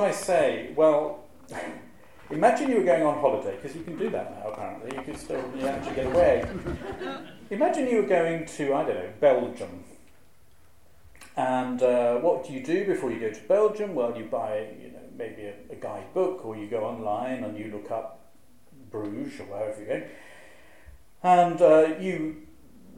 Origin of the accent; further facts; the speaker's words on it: Shropshire, West Midlands, United Kingdom; moved away; I'm originally from Shropshire